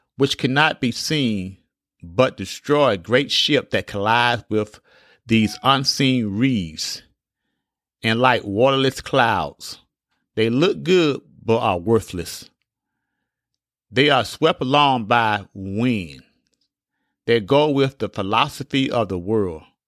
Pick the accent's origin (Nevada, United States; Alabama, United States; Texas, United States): Alabama, United States; When I was a young boy growing up in Alabama